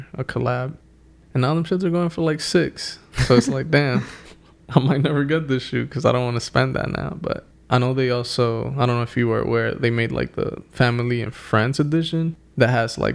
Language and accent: English; New York City, New York, United States; we grew up in the Bronx, a bunch of Puerto Ricans.